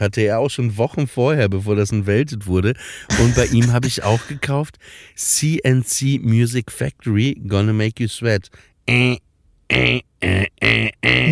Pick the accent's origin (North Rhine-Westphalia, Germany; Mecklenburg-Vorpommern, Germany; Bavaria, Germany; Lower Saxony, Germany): Lower Saxony, Germany; Papenburg; moved away; Ich bin nämlich auch in, in Papenburg im Emsland ja aufgewachsen, an der holländischen Grenze.